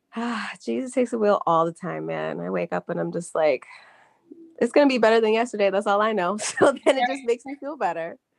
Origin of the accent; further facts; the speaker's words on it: Charlotte, North Carolina, United States; my hometown